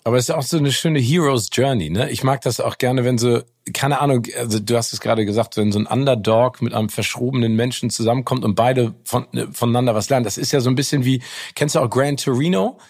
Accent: Hamburg, Germany; als Hamburger in Hamburg

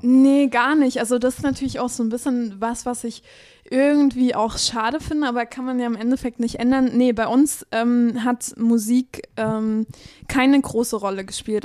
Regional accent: Chemnitz, Saxony, Germany; geboren in Chemnitz, mhm. aber aufgewachsen ja. so ein bisschen, äh, ja, so ein bisschen auf dem Dorf

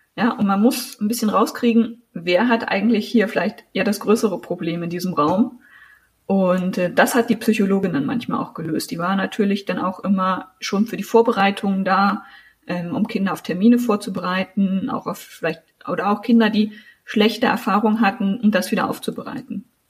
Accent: Thuringian Forest, Germany; also born or lived in Sangerhausen, Saxony-Anhalt / Göttingen; now in Jena, Germany; ich bin in Sachsen-Anhalt geboren worden, in Sangerhausen. Meine Eltern sind mit drei Jahren dann mit mir umgezogen in den Thüringer Wald. Mein Vater ist Förster. Und wir haben ganz klassisch, äh, bin ich im Forsthaus am Waldesrand groß geworden

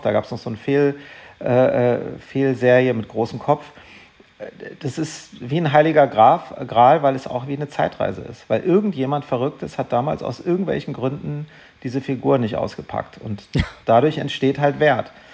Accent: Germany; also born or lived in Darmstadt; ich war ein bisschen der Exot als Deutscher

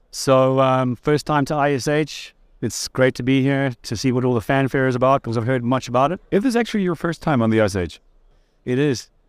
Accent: Durban, KwaZulu-Natal, South Africa; moved away as an adult; also born or lived in China; now in Kuala Lumpur, Malaysia; from the East Coast, uh, from the surfing city of Durban. Um, that's where I grew up, and uh, yeah, I moved over to China in uh, about 2007. So I've been in the Asia Pacific region since then

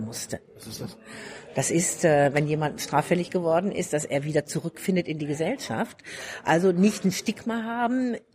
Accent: Ostwestfalen-Lippe, North Rhine-Westphalia, Germany; now in Bavaria, Germany; ich komme aus Ostwestfalen-Lippe, mhm. also Preußen, und äh, wohne aber seit vielen Jahrzehnten in Bayern

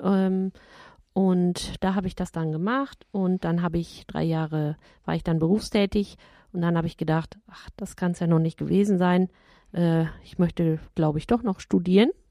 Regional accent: Ottenstein, North Rhine-Westphalia, Germany; moved away; ist meine Heimat, mein Heimatort

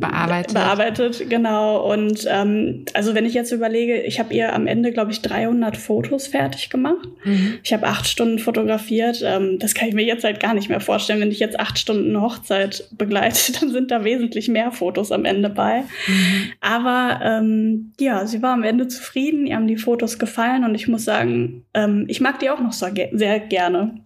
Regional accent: Sauerland, North Rhine-Westphalia, Germany; moved away as an adult; now in Dortmund, Germany; Ich komme gebürtig aber aus dem Sauerland, Grenze zum Sauerland

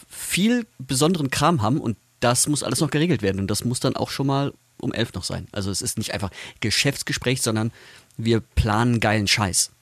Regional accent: Wuppertal, North Rhine-Westphalia, Germany; also Wuppertal, ich komme ja aus der Ecke

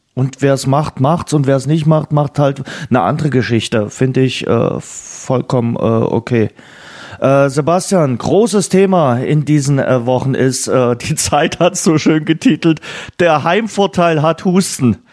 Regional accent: Germany; hier bei uns in Deutschland

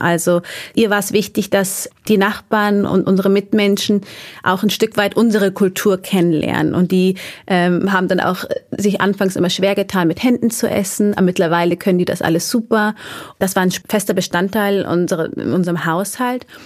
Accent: Erding, Bavaria, Germany; also born or lived in Munich; Ich bin in Erding geboren. Ähm, das ist ein Vorort von München. Und äh, da auch groß geworden, bis ich neun war. Und dann sind wir mit der Familie nach München gezogen. Also ich bin eigentlich durch und durch Bayerin

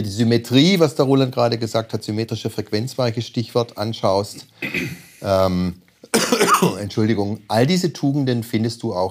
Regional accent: Stuttgart, Baden-Württemberg, Germany; Ich komme aus Stuttgart.

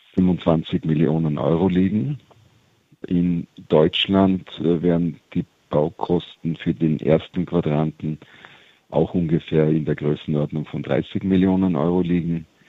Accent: Austria; wir als Österreicher

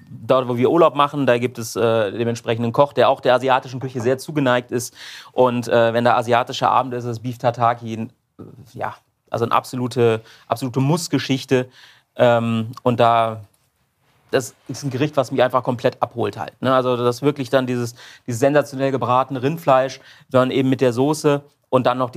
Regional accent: Udenheim, Rhineland-Palatinate, Germany; ich komme aus Udenheim.

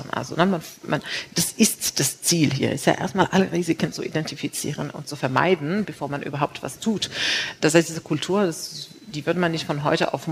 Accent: Morocco; born there; also born or lived in China; nicht nur als Frau, sondern als gebürtige Marokkanerin, die natürlich auch überall äh, gelebt hat.

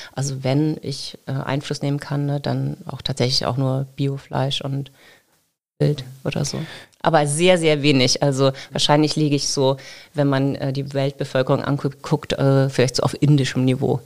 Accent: Geesthacht, Schleswig-Holstein, Germany; moved away as an adult; also born or lived in Kiel / Baden-Württemberg / Lüneburg, Lower Saxony; now in Lower Saxony, Germany; dann sind wir später nach Schleswig-Holstein äh, gezogen

